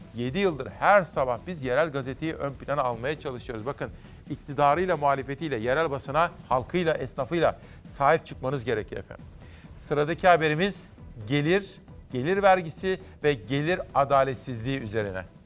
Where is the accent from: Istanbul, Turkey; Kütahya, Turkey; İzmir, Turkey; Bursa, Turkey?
Kütahya, Turkey; Simav; moved away; Bütün Simav'a doğup büyüdüğüm ilkokulu, ortaokul, liseyi okuduğum memleketime